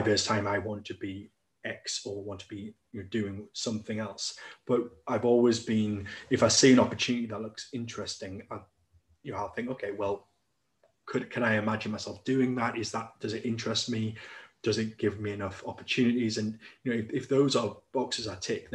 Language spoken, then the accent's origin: English; Newcastle upon Tyne, North East England, United Kingdom; moved away as an adult; I'm originally from Newcastle upon Tyne